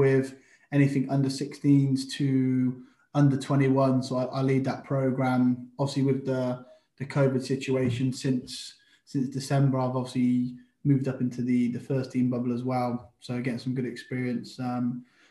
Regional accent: Oxford, South East England, United Kingdom; also born or lived in Florence Park, Oxford; I grew up in Wolvercote first. That was me first family home. From there, moved over to Florence Park.

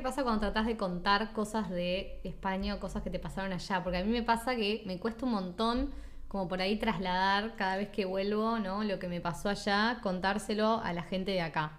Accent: Uruguay; also born or lived in Sweden / Australia / Spain; yo soy uruguaya y lo voy a seguir siendo siempre

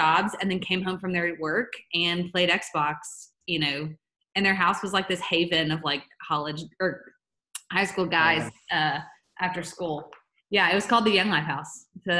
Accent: Lexington, Kentucky, United States; moved away as an adult; also born or lived in Texas / Mississippi; Yeah, so I grew up here in Lexington. I went to Bryan Station High School

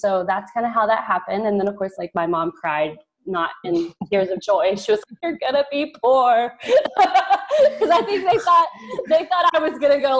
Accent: rural southeast Oklahoma, United States; also born or lived in Texas; I am Texas by birthplace, but I was raised in Oklahoma

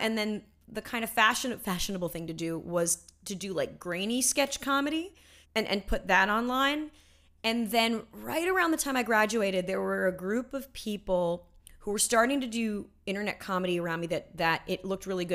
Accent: Los Angeles, California, United States; I grew up, yes, I grew up in L

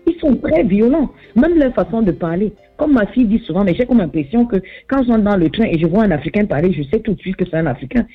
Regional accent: Southwest Region, Cameroon; je viens du sud-ouest du Cameroun.

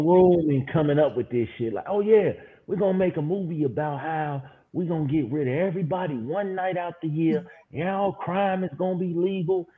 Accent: Chicago, Illinois, United States; I'm from Chicago

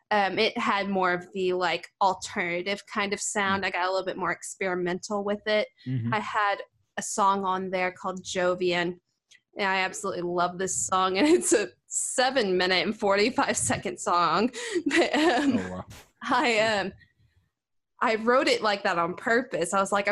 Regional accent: Sykeston, North Dakota, United States; now in Nashville, United States; did all kinds of gigs in Sykeston and the surrounding areas. And yeah, I was pretty active back in my hometown.

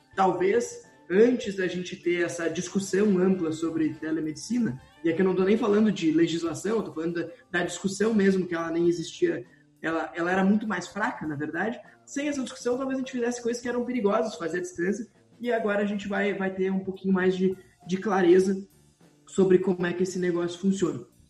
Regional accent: Brazil; sou do Brasil

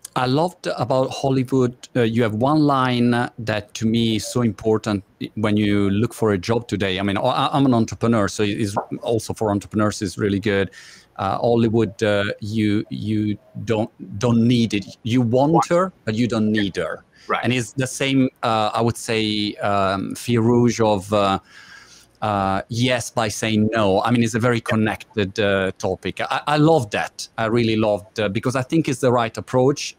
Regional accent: Italy; English is a second language; moved away as an adult; now in United Kingdom; I live in UK for eight years now. I'm Italian, as my British accent reveal, and my wife is British

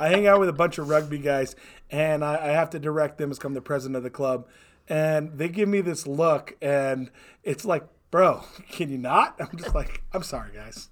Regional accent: Hawaii, United States; moved away as an adult; I was born and raised in Hawaii

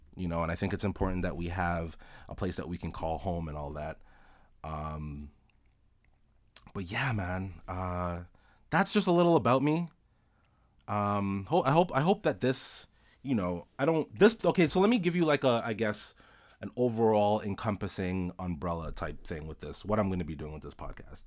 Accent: Toronto, Ontario, Canada; I was born and raised in Toronto, uh, Rexdale to be specific.

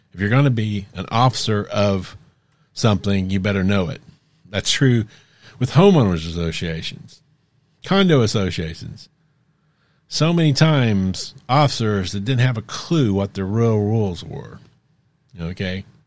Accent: United States; we grew up in America

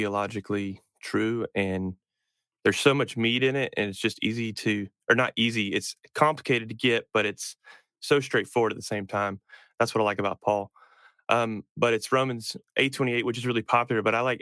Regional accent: North Carolina, United States; moved away as an adult; also born or lived in upstate New York; I grew up in North Carolina, and then I went to college in South Carolina.

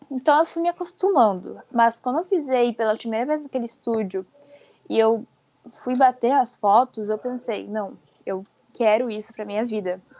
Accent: Francisco Beltrão, Paraná, Brazil; now in Brusque, Brazil; Não, fica lá no interior do Paraná. É uma cidade pequena.

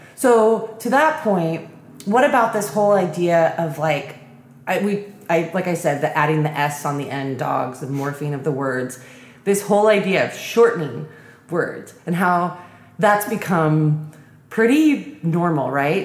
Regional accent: California, United States; moved away as an adult; also born or lived in East Coast; I grew up in California

